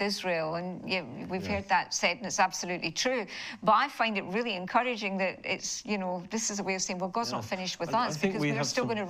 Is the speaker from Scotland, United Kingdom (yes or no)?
yes; Glasgow, Scotland, United Kingdom; moved away; originally from Glasgow